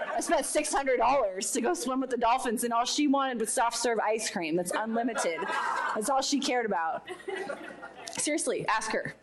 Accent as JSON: {"language": "English", "town": "Poway", "region": "California", "country": "United States", "said": "I'm from Poway, California"}